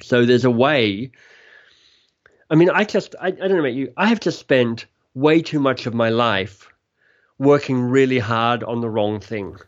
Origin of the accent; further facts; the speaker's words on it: Australia; moved away as an adult; also born or lived in Oxford, United Kingdom / London, United Kingdom / Boston, United States; now in Toronto, Canada; I'm Australian, left Australia, was a Rhodes Scholar, ended up at Oxford